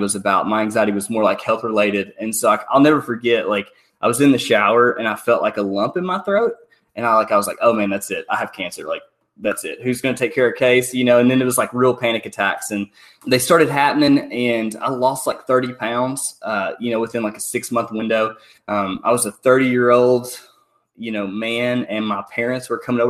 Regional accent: Benton, Arkansas, United States; I'm from Benton, Arkansas

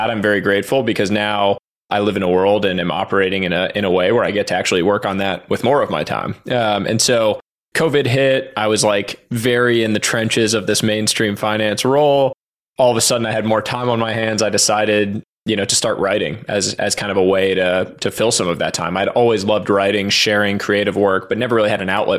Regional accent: Boston, Massachusetts, United States; moved away as an adult; also born or lived in New York City / Stanford, California; Grew up on the East Coast, born in New York City, and then was raised in the Boston area

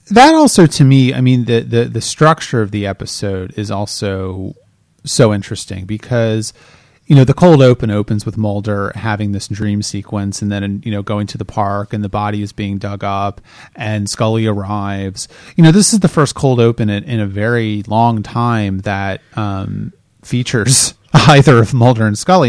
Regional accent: Delaware, United States; I am from Delaware

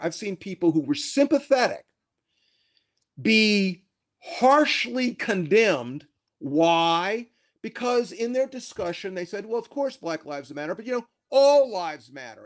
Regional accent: Columbia, South Carolina, United States; now in Cambridge, United States; in my home state, I'm, I'm from South Carolina. I was born in nineteen fifty-four in Columbia, South Carolina.

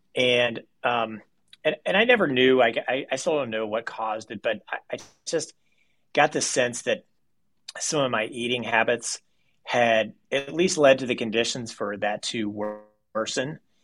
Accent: Owensboro, Kentucky, United States; I was born in Owensboro, Kentucky

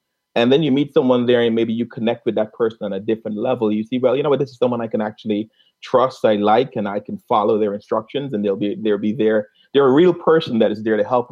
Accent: Guyana; accent: Caribbean; I'm from a small country in South America. Called Guyana

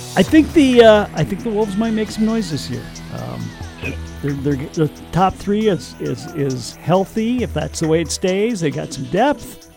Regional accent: Minnesota, United States; as a Minnesotan, I'm going, well, we got all the lakes here

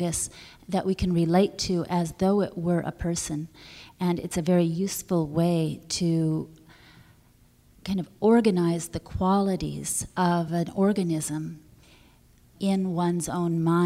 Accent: California, United States; I grew up in California in a wild place

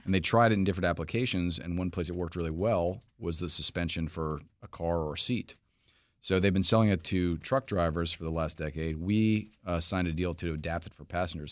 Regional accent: New York City, New York, United States; moved away as an adult; now in Washington, D.C., United States; I'm actually from New York City originally, have lived in D C for most of my professional life

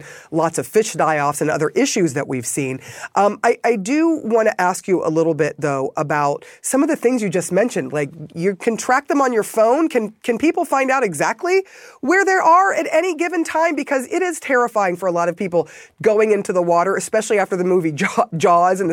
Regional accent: Florida, United States; I grew up in Florida

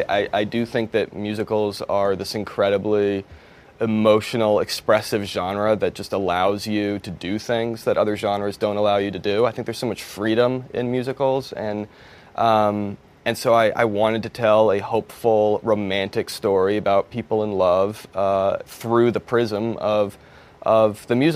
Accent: East Coast, United States; now in Los Angeles, United States; I grew up on the East Coast

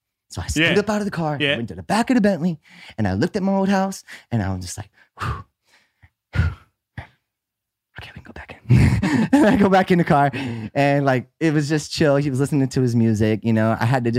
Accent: Miami, Florida, United States; I come from Miami. I come from Miami.

